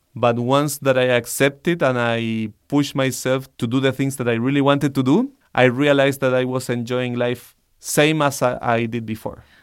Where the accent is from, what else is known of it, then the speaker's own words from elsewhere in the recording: Santiago, Santiago Metropolitan Region, Chile; I I grew up in Santiago, Chile